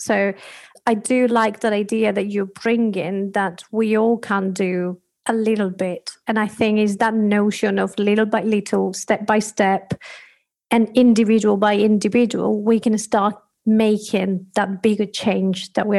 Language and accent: English; Spain; accent: Spanish; moved away; Like I, for example, come from Spanish background, which you can hear in my accent.